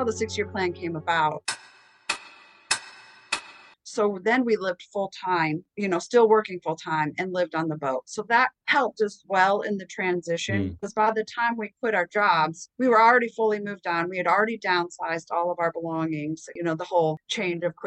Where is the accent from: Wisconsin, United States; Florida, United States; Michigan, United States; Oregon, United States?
Michigan, United States; New Baltimore; moved away; also born or lived in Detroit, Michigan / Alabama; I was born and raised, born in Detroit, raised right outside of Detroit, Michigan